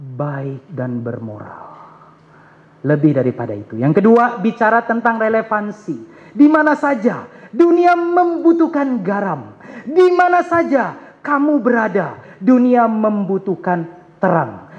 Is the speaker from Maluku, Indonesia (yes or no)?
yes; Ambon, Maluku, Indonesia; also born or lived in Jakarta; saya orang Ambon